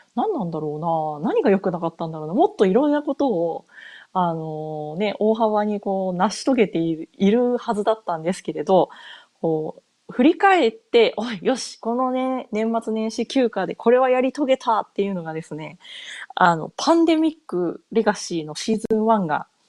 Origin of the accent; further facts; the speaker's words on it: Japan; moved away as an adult; also born or lived in North America; 日本で生まれ、日本で育った自分